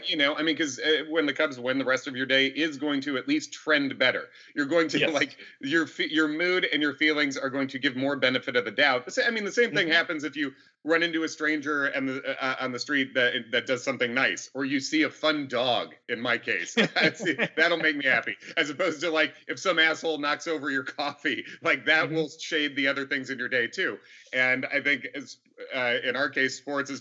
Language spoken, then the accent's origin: English; Chicago, Illinois, United States; moved away; also born or lived in New York; I grew up mostly in Chicago